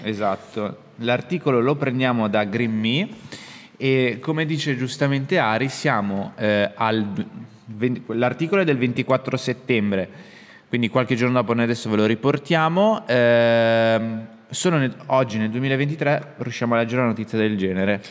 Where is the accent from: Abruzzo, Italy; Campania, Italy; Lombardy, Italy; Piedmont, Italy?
Lombardy, Italy; Milan; noi siamo di Milano